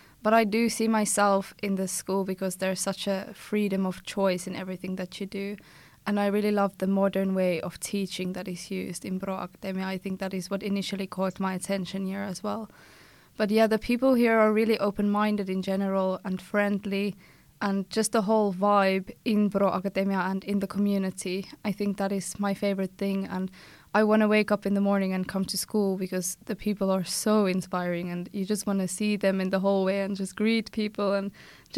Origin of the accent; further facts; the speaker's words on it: South Africa; moved away as an adult; now in Tampere, Finland; from South Africa